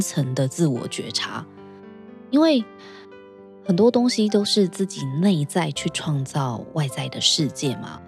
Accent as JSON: {"language": "Chinese", "country": "Taiwan", "said": "我自己也是身为台湾人"}